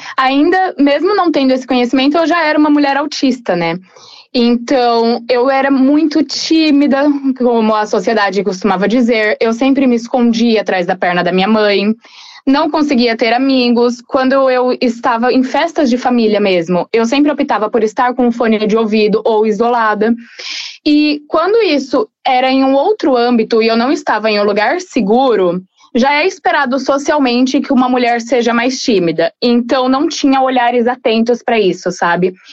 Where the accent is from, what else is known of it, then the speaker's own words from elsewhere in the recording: Guarulhos, São Paulo, Brazil; moved away as an adult; now in Frederico Westphalen, Brazil; sou de Guarulhos, São Paulo. Atualmente eu moro no Rio Grande do Sul, em Frederico, justamente devido à faculdade.